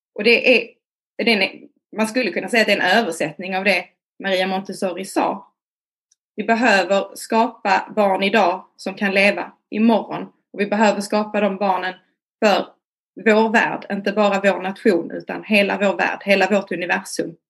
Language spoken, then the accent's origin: Swedish; Malmö, Skåne, Sweden; jag är från Malmö.